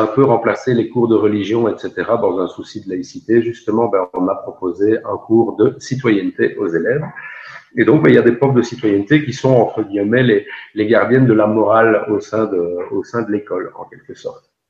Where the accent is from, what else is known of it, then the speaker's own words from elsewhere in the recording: Belgium; chez nous en Belgique